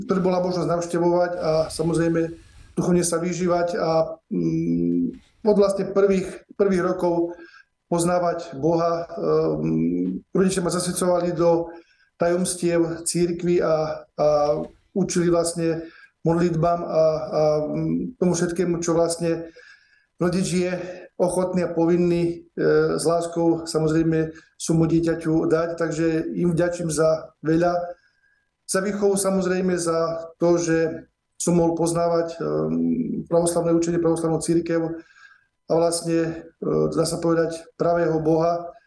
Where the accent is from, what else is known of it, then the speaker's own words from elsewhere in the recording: Lastomír, Košice Region, Slovakia; moved away as an adult; now in Sobrance, Slovakia; ja som vyrastal na Zempline poblíž Michalovec, dedina Lastomír. I teda som sa narodil dvom pravoslavným rodičom, ktorí, ktorí eh, boli pravoslávni a ktorí ma tak samozrejme viedli k pravoslávnej viere.